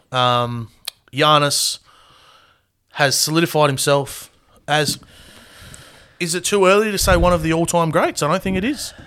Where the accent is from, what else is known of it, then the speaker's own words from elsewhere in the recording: Australia; we're Australian